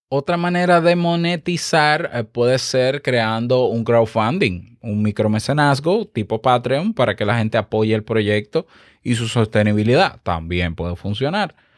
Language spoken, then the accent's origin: Spanish; Dominican Republic; yo, que soy dominicano